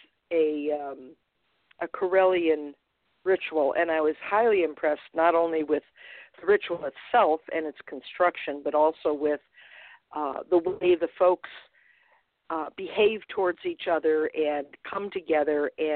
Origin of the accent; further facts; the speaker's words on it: Buffalo area, New York, United States; I'm a northern girl myself, lived up here my entire life